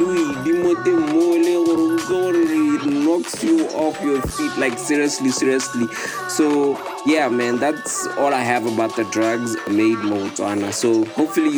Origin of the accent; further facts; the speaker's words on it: Nigeria; when I was growing up in Nigeria